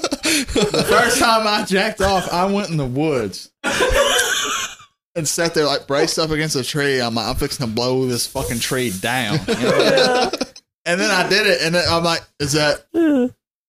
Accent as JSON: {"language": "English", "region": "Alabama", "country": "United States"}